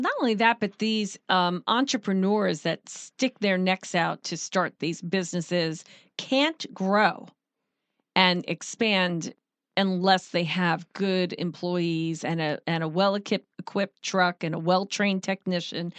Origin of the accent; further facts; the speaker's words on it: Long Island, New York, United States; moved away; I'm from Long Island